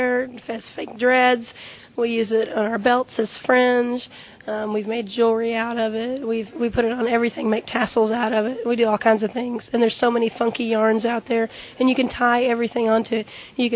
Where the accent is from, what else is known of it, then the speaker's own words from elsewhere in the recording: Springfield, Missouri, United States; My troupe is Red Moon Tribe, and I'm from Springfield, Missouri.